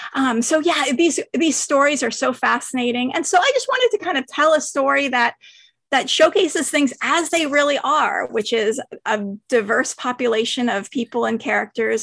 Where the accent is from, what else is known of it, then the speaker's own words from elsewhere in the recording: San Francisco, California, United States; I grew up in San Francisco